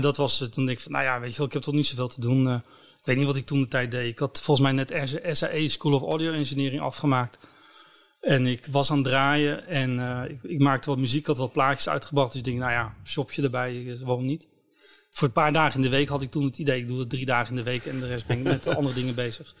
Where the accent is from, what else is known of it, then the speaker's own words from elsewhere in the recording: Scharendijke, Zeeland, Netherlands; ik kom uit Zeeland